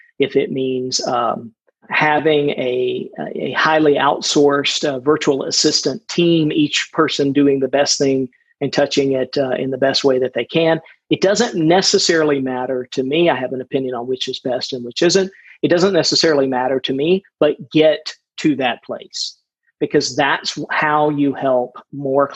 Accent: outside of Atlanta, Georgia, United States; in the town that I grew up in outside of Atlanta

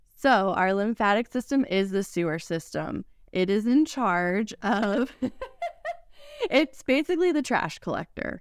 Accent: Fort Lauderdale, Florida, United States; moved away as an adult; now in Knoxville, United States; South Florida

